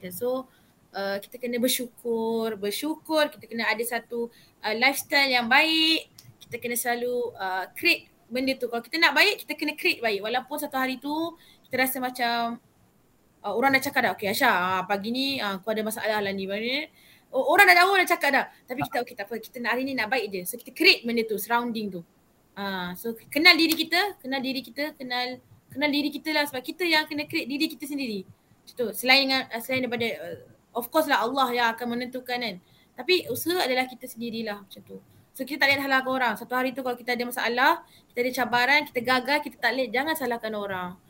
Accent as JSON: {"language": "Malay", "country": "Malaysia", "said": "Saya sebagai rakyat Malaysia lah."}